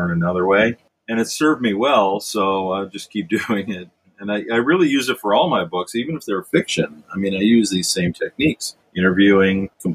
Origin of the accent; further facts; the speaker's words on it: Richfield, Ohio, United States; I was born and raised in Richfield, Ohio